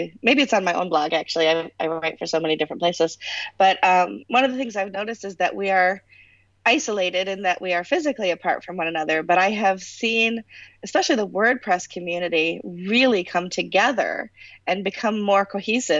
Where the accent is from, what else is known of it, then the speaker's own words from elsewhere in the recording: United States; I'm American